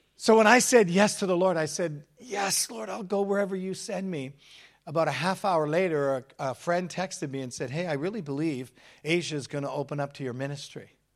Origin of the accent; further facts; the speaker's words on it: England, United Kingdom; now in Hamilton, Canada; I'm British. I was born in England.